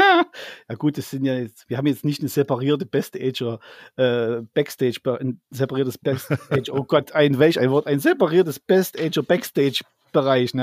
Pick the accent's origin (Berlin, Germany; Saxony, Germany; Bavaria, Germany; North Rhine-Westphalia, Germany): Saxony, Germany; Zwickau; bei uns in Zwickau